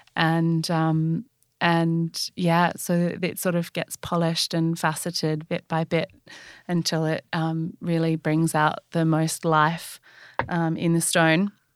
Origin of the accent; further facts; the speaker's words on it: Australia; I'm Australian